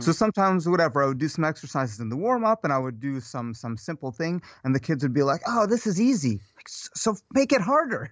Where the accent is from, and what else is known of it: Odesa, Odesa Oblast, Ukraine; born or raised there; now in United States